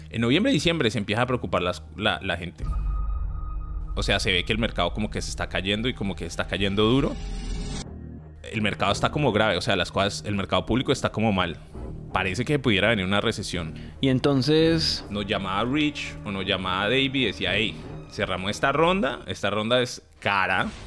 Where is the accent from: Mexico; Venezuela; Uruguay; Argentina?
Uruguay; Y ahora nosotros no somos pues no somos de mentalidad de equipo chiquito, somos uruguayos, ¿me entendés? Uruguay no tiene ni 3, 4 millones de habitantes